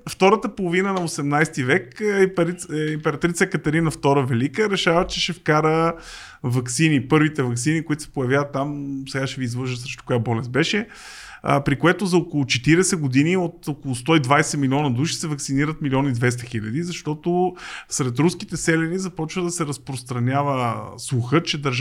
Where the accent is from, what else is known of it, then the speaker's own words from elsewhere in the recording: Sofia, Sofia City, Bulgaria; аз съм от Люлин с цял живот.